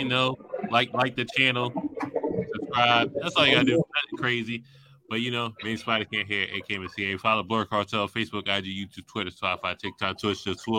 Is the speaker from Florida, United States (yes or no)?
no; Philadelphia, Pennsylvania, United States; I'm from Philly. I'm saying it.